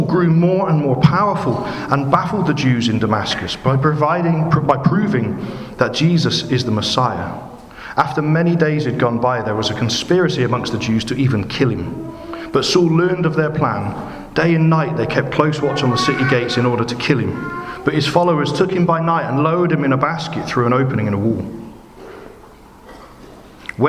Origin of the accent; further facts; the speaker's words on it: Bristol, South West England, United Kingdom; accent: Bristolian; now in Basildon, United Kingdom; my funny Bristolian accent